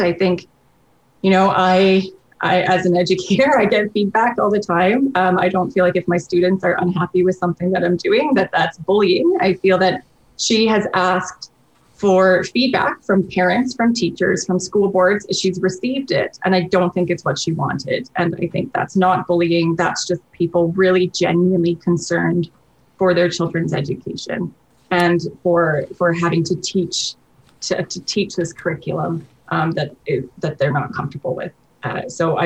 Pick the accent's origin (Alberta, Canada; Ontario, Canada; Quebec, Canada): Alberta, Canada; I grew up in Alberta